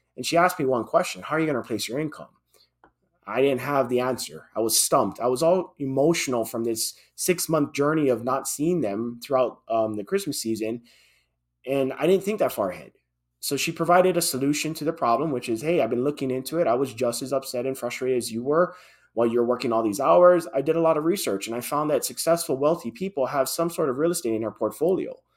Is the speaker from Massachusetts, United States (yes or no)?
no; Hawaii, United States; born and raised in Hawaii, and that's where I, I held my, my job then